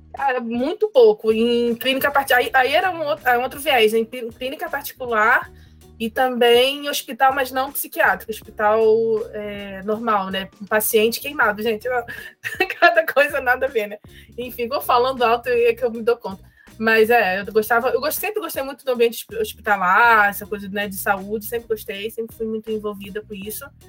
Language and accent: Portuguese; Rio de Janeiro, Brazil; moved away as an adult; also born or lived in Sweden; eu sou do Rio de Janeiro é, então, Rocha aqui no Rio